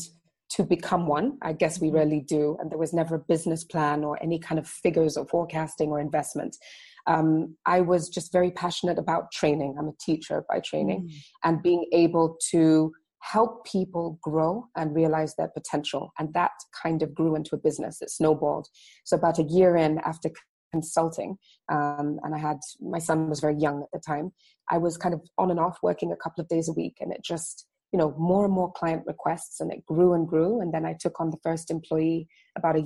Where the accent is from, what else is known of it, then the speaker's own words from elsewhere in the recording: Dar es Salaam, Tanzania; I grew up in Dar es Salaam, which is the commercial capital of Tanzania, and it's on the coast